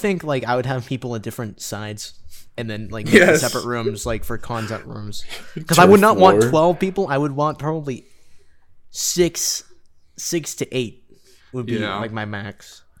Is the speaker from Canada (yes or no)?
yes; Canada; we're Canadian.